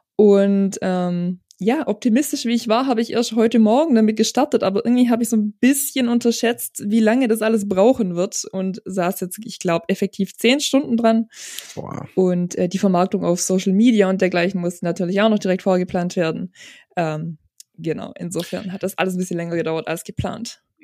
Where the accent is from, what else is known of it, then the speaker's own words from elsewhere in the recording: near Balingen, Baden-Württemberg, Germany; also born or lived in Starnberg, Bavaria; Ich komme auch nicht direkt aus Balingen, sondern aus einem ganz, ganz, ganz kleinen Kuhkaff, weit entfernt von Balingen